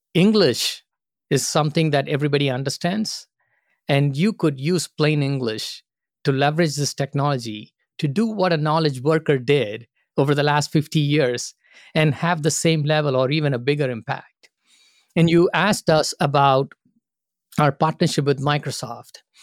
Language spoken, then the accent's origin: English; India; moved away as an adult; also born or lived in Singapore / Phoenix, Arizona; now in United States; I grew up in India and started my first job with Singapore Airlines in Singapore